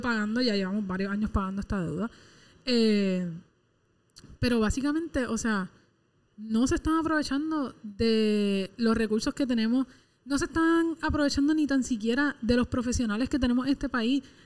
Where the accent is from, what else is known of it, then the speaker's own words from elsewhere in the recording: Puerto Rico; la gente de este país